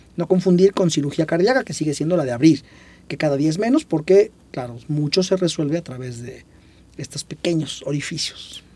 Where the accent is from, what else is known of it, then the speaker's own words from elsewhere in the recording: Puebla, Mexico; yo soy de Puebla